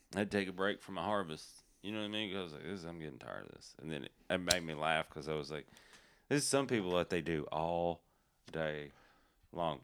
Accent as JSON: {"language": "English", "region": "Appalachian Mountains", "country": "United States", "said": "I'm from the Appalachian Mountains"}